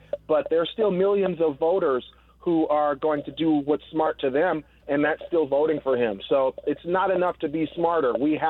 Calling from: San Francisco, California, United States; I'm calling from San Francisco.

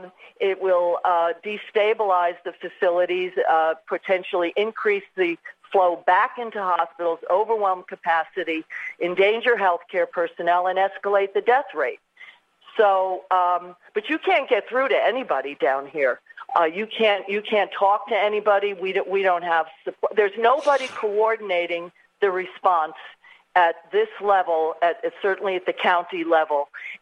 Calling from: New Rochelle, New York, United States; Here I'm speaking from Westchester and New Rochelle. Just we had the first COVID positive case in New York, and we were for a time the epicenter.

